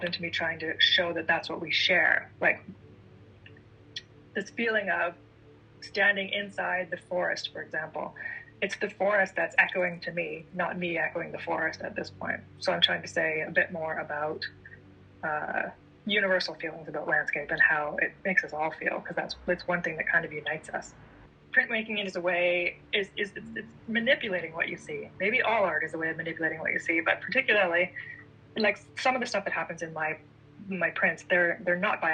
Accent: Ontario, Canada; being from Ontario and being Canadian

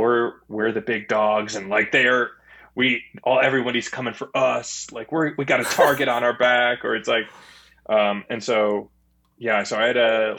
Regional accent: Clinton Township, Michigan, United States; I'm from Clinton Township, Michigan.

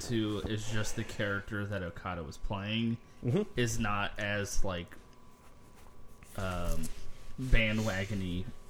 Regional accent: United States; speaking as an American

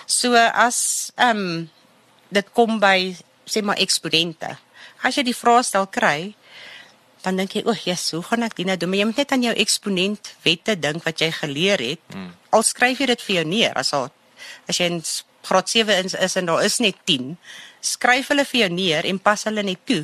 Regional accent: Germiston, Gauteng, South Africa; now in Boksburg, South Africa; Ek het in Germiston groot geword.

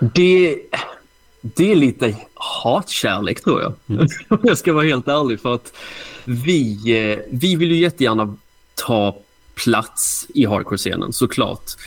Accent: Hässleholm, Skåne, Sweden; jag är från Hässleholm, så det kanske man hör på dialekten.

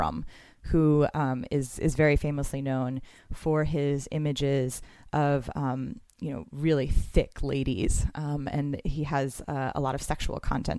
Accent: United States; as an American

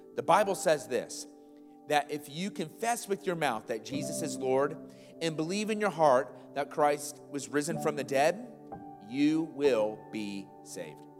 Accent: Iowa, United States; moved away; I grew up in Iowa

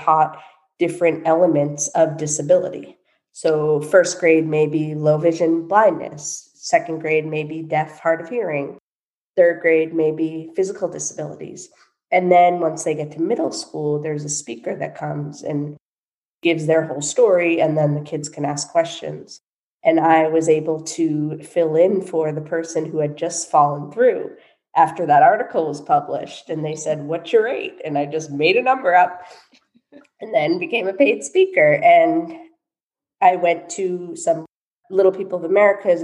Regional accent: Boston, Massachusetts, United States; moved away as an adult; also born or lived in Los Angeles, California; I moved back from Los Angeles to Boston, lived at home for 1.5 years back in 2012

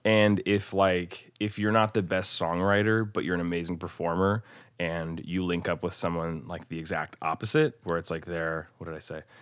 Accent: Bellevue, Nebraska, United States; also born or lived in Omaha, Nebraska; now in Nashville, United States; I'm from Omaha, Nebraska originally, actually technically Bellevue, Nebraska

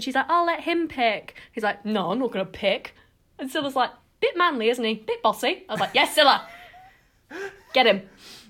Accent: West Midlands, United Kingdom; I'm also from the West Midlands.

